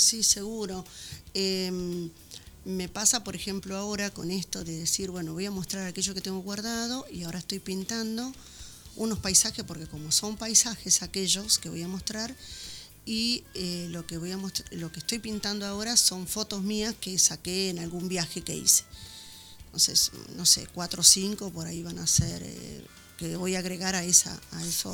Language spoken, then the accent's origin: Spanish; Buenos Aires, Argentina; also born or lived in San Juan, Argentina; había venido muy chica a vivir con ellos acá a Buenos Aires, porque en realidad nací en San Juan